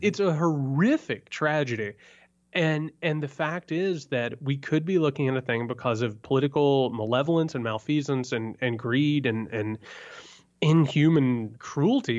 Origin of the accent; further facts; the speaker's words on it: rural Indiana, United States; moved away; I come from rural Indiana